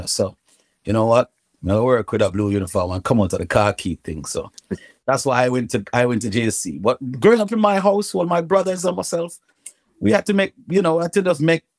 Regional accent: Kingston, Jamaica; moved away; also born or lived in England; Growing up in Jamaica, my first school in Jamaica, it was on Whitehall Avenue, Kingston 8, mm-hmm. a school called Swallowfield All Age. And I was living on Whitehall Avenue for a while

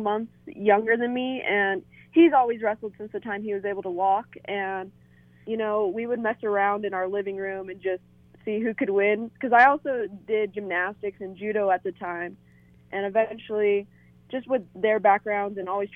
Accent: Denver, Colorado, United States; I'm from Denver and I love our campus and I love the town here.

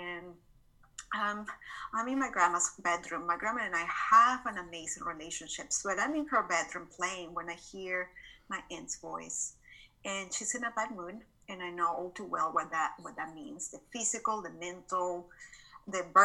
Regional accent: Caracas, Capital District, Venezuela; moved away as an adult; now in Dallas, United States; I was born and raised in Caracas, Venezuela. So this is not my Texan accent

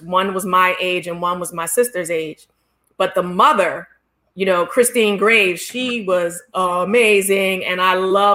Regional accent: Philadelphia, Pennsylvania, United States; I grew up in Philadelphia

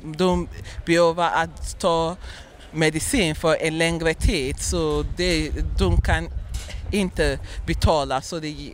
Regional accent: Nigeria; Swedish is a second language; Nej, jag kommer från Nigeria.

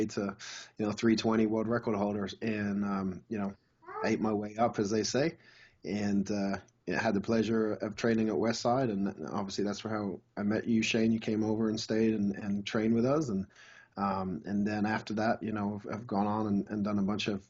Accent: England, United Kingdom; now in United States; I grew up in England

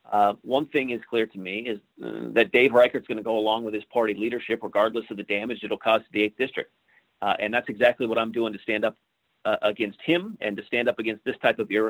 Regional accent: Ellensburg, Washington, United States; my hometown, Ellensburg, Washington

